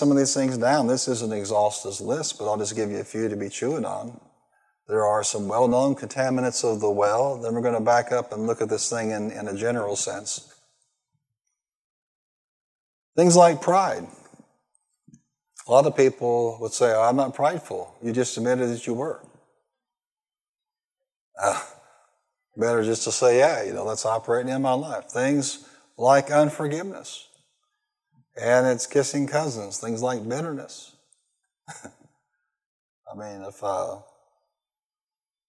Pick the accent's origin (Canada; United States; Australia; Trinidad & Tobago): United States; Marion, Illinois; born or raised there